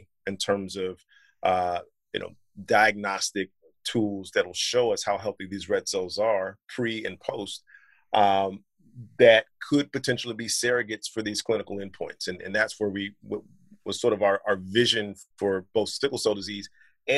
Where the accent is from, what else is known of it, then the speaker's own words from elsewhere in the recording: North Carolina, United States; moved away as an adult; also born or lived in Southeast Virginia / Philadelphia / Detroit; I grew up in North Carolina